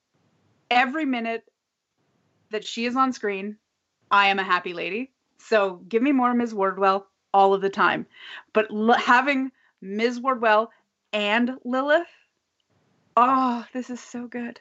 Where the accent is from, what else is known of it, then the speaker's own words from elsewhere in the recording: Canada; as a Canadian